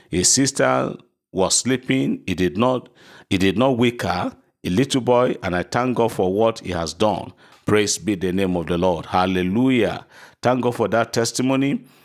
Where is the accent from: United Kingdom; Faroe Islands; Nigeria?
Nigeria; Erinle; I am so passing person from Erinle in Oshun State. I think Erinle is in Kwara State, not in Oshun. I'm from Erinle.